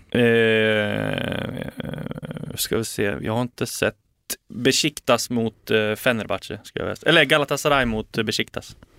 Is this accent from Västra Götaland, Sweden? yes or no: no; Bergsjö, Gävleborg County, Sweden; moved away as an adult; also born or lived in Sundsvall; now in Stockholm, Sweden; Bergsjö i Hälsingland där jag är uppvuxen eh, och sen flyttade vi till Sundsvall när jag var 14